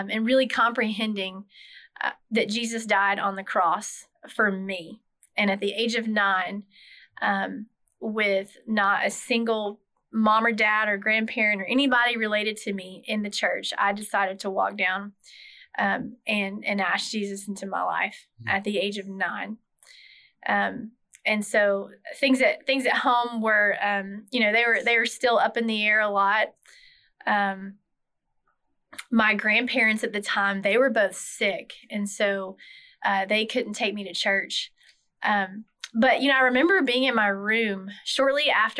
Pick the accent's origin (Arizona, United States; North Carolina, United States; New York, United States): North Carolina, United States; I grew up in North Carolina in a small town, so lived a small town life